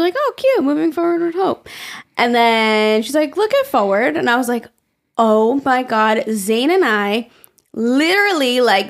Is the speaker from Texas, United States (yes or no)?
no; New York, United States; yeah, I think we just say forward because we're from New York.